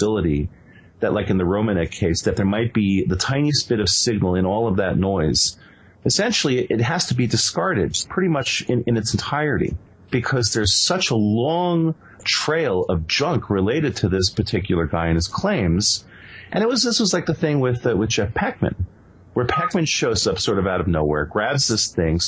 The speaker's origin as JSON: {"language": "English", "country": "Venezuela", "tie": "born or raised there", "said": "I actually spent a number of years growing up in Venezuela"}